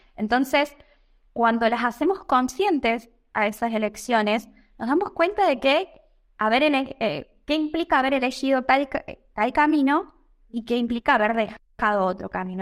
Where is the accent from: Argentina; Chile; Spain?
Argentina; moved away as an adult; now in Italy; desde hace un año o ya que salí de Argentina